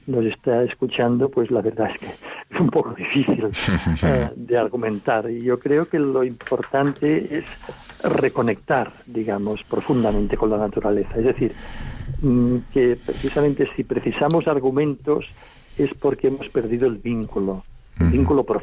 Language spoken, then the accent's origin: Spanish; Olot, Catalonia, Spain; Bueno, yo nací eh, en Olot, en el lugar donde vivo, eh, sigo viviendo actualmente, que es una población que está situada en el interior de un parque natural.